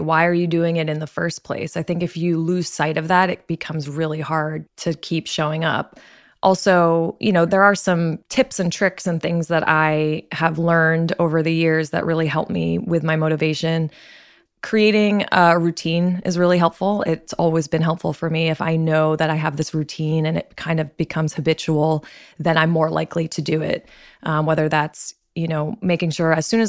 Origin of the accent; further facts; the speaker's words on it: Martha's Vineyard, Massachusetts, United States; I'm originally from Martha's Vineyard, Massachusetts. So I'm surrounded by the water, very active family.